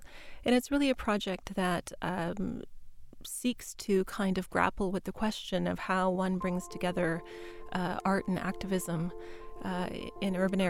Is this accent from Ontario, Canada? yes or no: yes; Kuchiching First Nation, Ontario, Canada; now in Toronto, Canada; That's my English name. I'm Anishinaabe from Kuchiching First Nation, a citizen of the Anishinaabe Nation of Treaty No. 3. And I currently live in Toronto.